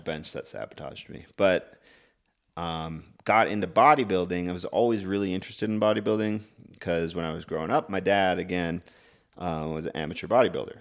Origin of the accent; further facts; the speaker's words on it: Clancy, Montana, United States; from a small town called Clancy.